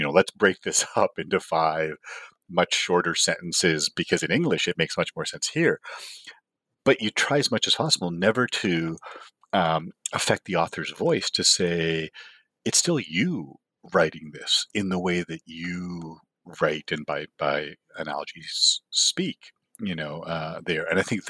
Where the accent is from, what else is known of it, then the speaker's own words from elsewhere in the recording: Toronto, Ontario, Canada; growing up in Toronto was the Eastern International region.